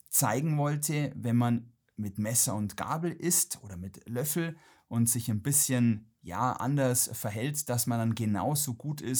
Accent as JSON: {"language": "German", "town": "Ingolstadt", "region": "Bavaria", "country": "Germany", "tie": "born or raised there", "said": "Baujahr 80. Ähm, ich komme gebürtig aus Ingolstadt, äh, bin leider von meinen Eltern etwas zu Hochdeutsch erzogen worden"}